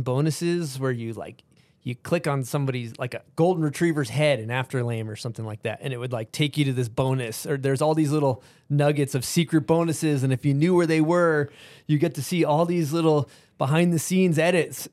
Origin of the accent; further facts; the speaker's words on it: East Coast, United States; growing up on the East Coast